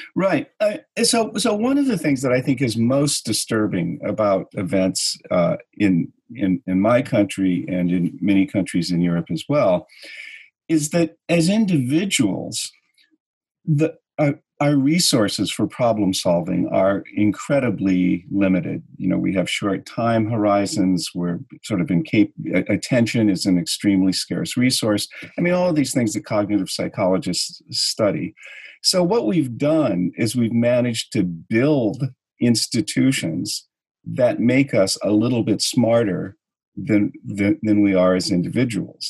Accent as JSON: {"language": "English", "region": "California", "country": "United States", "tie": "born or raised there", "moved": "yes", "lives_now": "New York, United States", "said": "I grew up in California at a time when California was pretty paradisical"}